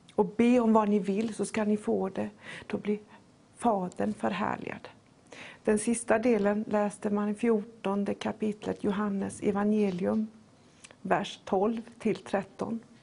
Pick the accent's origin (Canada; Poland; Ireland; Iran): Poland; now in Sweden; Mitt hemland är inte Sverige, och inte ens Polen där jag är född, utan himmelriket